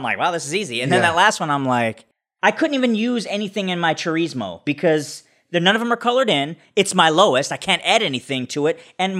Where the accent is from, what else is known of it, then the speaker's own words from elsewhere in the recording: Midwest, United States; I watched something the other day where there were some people from Midwest, and I'm like, wow, is that what we sounded like back in the day? Because it's different.